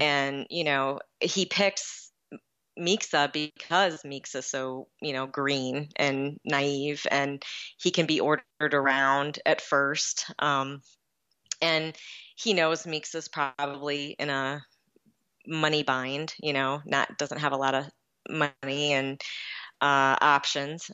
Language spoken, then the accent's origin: English; Lower Peninsula, Michigan, United States; also born or lived in Los Angeles, California; now in Calumet, United States; I was originally from the Lower Peninsula